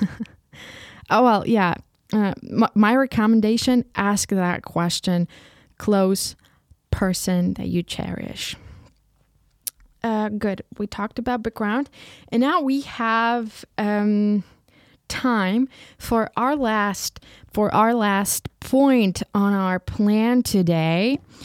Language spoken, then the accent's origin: English; Ukraine; first language Ukrainian; English is a second language; moved away as an adult; now in Leipzig, Germany; I was raised and born in Ukraine and just living here.